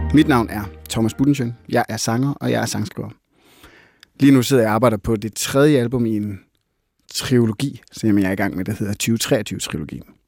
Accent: Jutland, Denmark; jeg er sygt meget fra Jylland

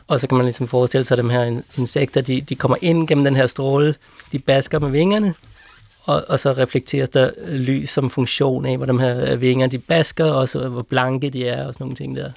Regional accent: Copenhagen, Capital Region of Denmark, Denmark; moved away as an adult; now in Lund, Sweden; jeg voksede op der i Vandløse.

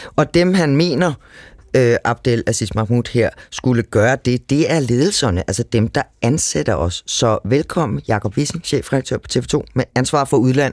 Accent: Copenhagen area, Capital Region of Denmark, Denmark; Jeg stammer fra Københavnsområdet

